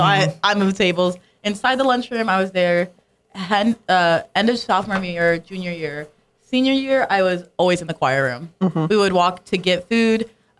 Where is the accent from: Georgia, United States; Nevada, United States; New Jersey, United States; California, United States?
Nevada, United States; Las Vegas; born or raised there; moved away